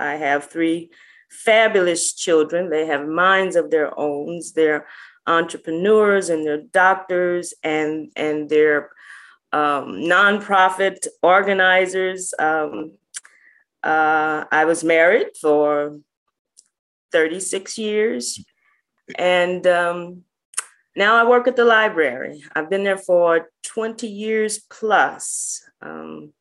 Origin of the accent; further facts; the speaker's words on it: St. Louis, Missouri, United States; I'm originally from St. Louis. I grew up in North St. Louis